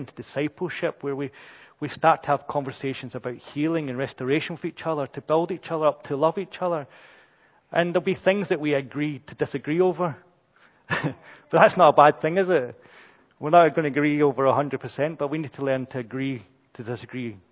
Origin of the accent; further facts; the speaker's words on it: Brazil; we're British and, you know, I'm too Brazilian